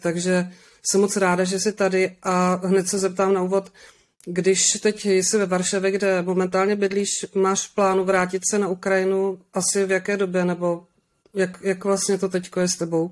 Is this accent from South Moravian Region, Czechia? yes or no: no; Moravian Wallachia, Zlín Region, Czechia; já jsem taky z Valašska